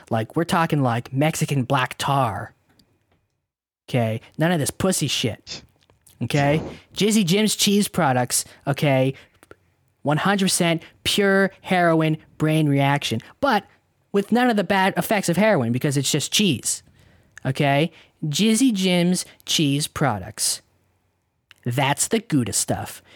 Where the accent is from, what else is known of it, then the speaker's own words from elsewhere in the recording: Canada; we're Canadian